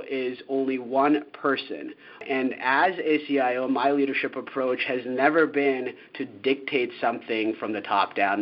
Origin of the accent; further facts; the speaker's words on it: United States; moved away as an adult; as an American moving abroad